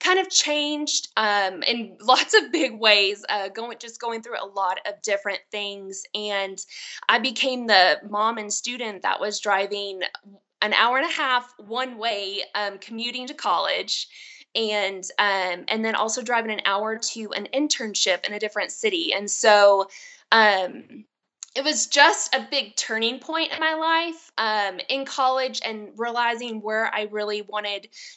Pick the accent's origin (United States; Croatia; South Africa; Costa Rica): United States; Texas; I was born and raised in Texas. I am a Texas girl